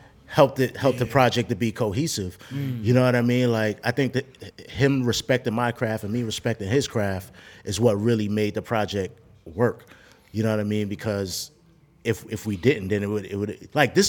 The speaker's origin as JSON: {"language": "English", "town": "New York City", "region": "New York", "country": "United States", "moved": "yes", "said": "I'm from Brooklyn"}